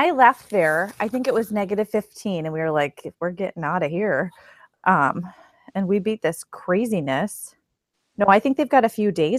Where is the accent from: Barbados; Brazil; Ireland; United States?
United States; Minnesota; moved away; my hometown in Minnesota is 45 below zero before the wind chill.